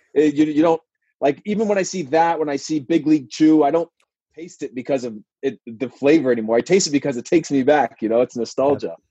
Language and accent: English; Modesto, California, United States; also born or lived in Portland, Oregon; was born and raised in Modesto, went to Portland, came back to Modesto again